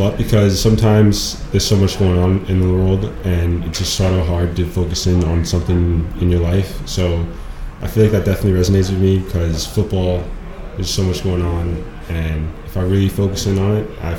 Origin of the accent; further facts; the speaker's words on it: Abbotsford, British Columbia, Canada; also born or lived in Aitchelitz / Sumas; I grew up in Abstrud.